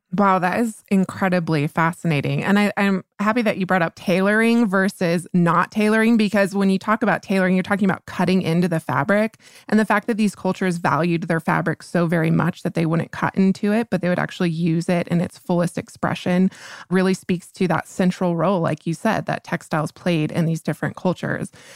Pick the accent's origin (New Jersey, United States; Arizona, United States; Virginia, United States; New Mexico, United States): New Mexico, United States; my home state, New Mexico